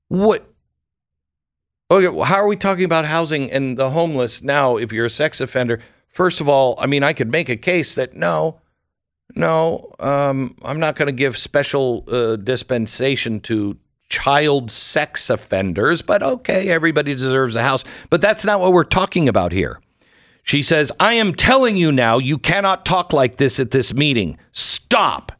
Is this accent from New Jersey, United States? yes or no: no; Seattle, Washington, United States; I'm from Seattle